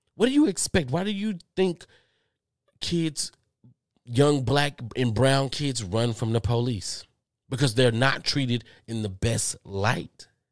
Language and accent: English; Texas, United States; I'm from Texas. I'm from Texas